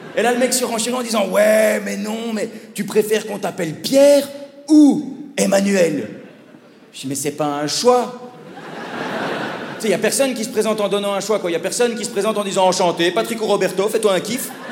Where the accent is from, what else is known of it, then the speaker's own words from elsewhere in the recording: Belgium; accent: Belgian; also born or lived in Paris; mon accent de belge